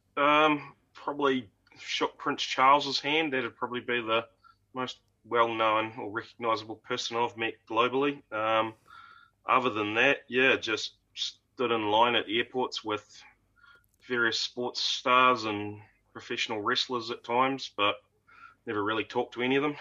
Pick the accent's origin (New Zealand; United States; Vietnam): New Zealand; Wellington; growing up in Wellington region